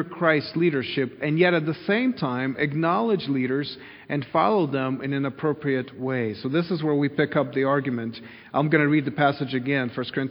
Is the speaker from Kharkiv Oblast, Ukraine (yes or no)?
no; Kyiv, Ukraine; moved away; when I grew up in Kyiv in the city